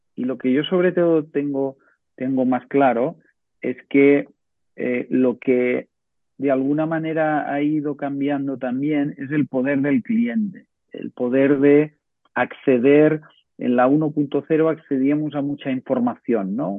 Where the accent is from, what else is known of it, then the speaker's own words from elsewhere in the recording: Ciutadella, Balearic Islands, Spain; yo soy de Menorca